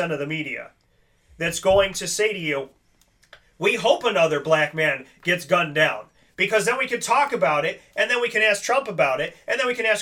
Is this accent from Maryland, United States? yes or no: no; Syracuse, New York, United States; born and raised in Syracuse